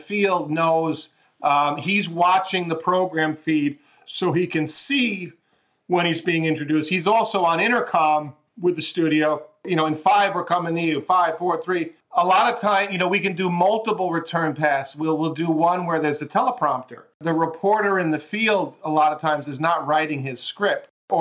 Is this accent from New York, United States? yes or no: yes; New York, United States; moved away as an adult; also born or lived in Southern California; now in Los Angeles, United States; I grew up in New York